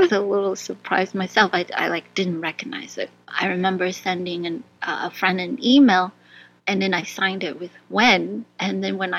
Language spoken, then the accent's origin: English; Maryland, United States; born or raised there; also born or lived in Vietnam / Mongolia / New York